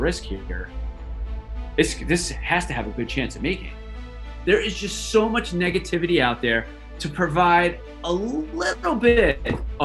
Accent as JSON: {"language": "English", "town": "Manalapan", "region": "New Jersey", "country": "United States", "tie": "born or raised there", "said": "I grew up in Manalapan, New Jersey, which is, I don't know, maybe a half hour from the Jersey Shore, central part of the state"}